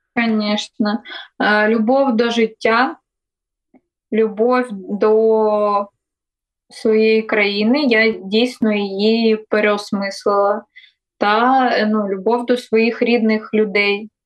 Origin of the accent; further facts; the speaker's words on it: Melitopol, Zaporizhzhia Oblast, Ukraine; moved away as an adult; це моє рідне місто, мої рідні місця